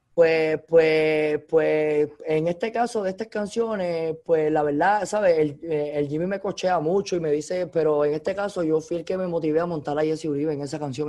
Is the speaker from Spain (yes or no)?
no; Cuba; moved away as an adult; also born or lived in Los Angeles, United States; now in Miami, United States; yo nací en Cuba, yo, yo, yo crecí escuchando música latina